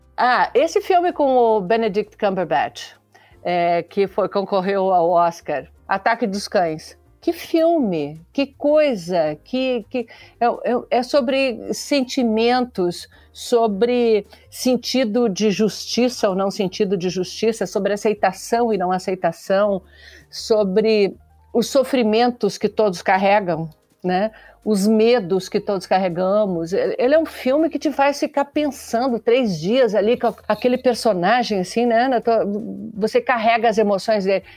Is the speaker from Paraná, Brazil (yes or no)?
no; Santa Catarina, Brazil; eu sou de Santa Catarina